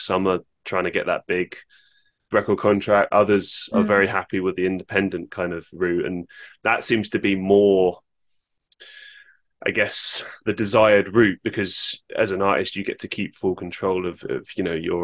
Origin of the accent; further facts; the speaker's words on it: London, United Kingdom; growing up in London